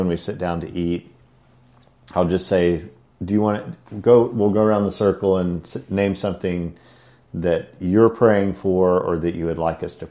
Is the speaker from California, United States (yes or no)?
no; Silsbee, Texas, United States; moved away as an adult; also born or lived in Houston, Texas; now in Port Aransas, United States; I grew up in Silsbee, Texas, just north of Beaumont.